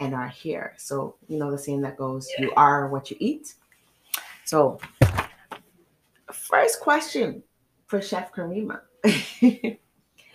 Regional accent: Trinidad & Tobago; I grew up in Trinidad

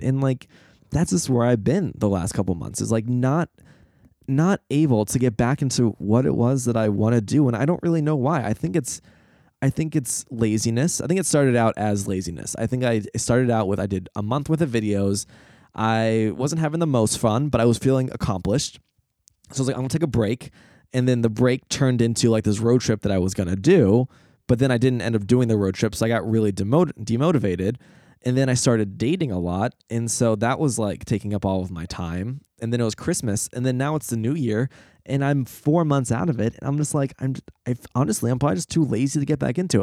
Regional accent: United States; as an American

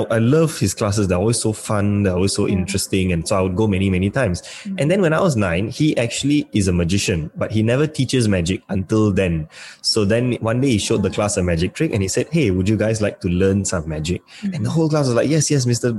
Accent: Malaysia; I'm from Malaysia.

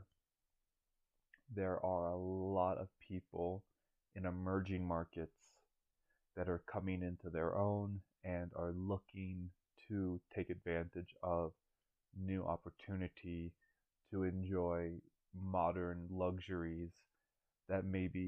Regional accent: Pinellas County, Florida, United States; I am from Pinellas County, Florida, born and raised

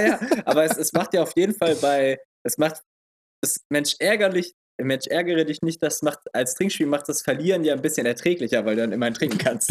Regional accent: Eidelstedt, Hamburg, Germany; bei uns in Eidelstedt

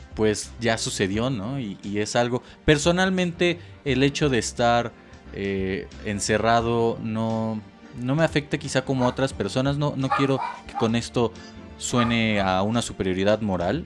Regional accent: Mexico; para nosotros como mexicanos

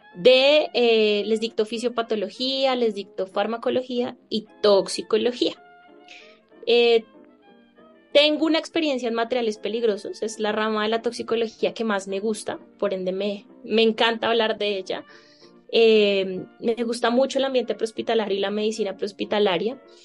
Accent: Colombia; yo soy médica de Colombia

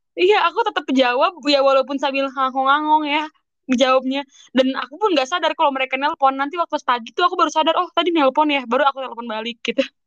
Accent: Indonesia; moved away as an adult

